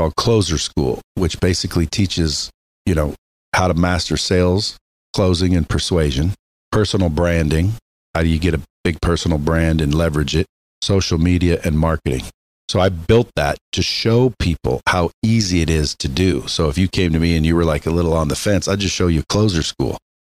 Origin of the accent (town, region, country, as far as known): Oregon, United States; born or raised there